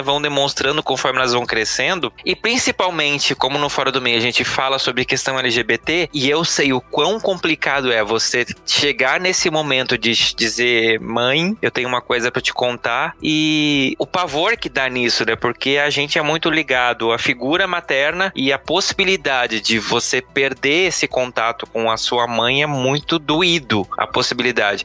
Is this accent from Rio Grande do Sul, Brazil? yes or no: no; Santa Catarina, Brazil; now in São Paulo, Brazil; eu sou de Santa Catarina, vim morar em São Paulo com a cara e a coragem